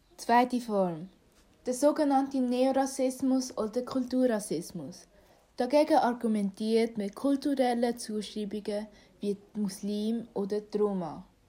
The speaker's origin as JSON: {"language": "German", "country": "Switzerland", "tie": "born or raised there", "said": "komme ursprünglich aus Vietnam, aber bin in der Schweiz geboren"}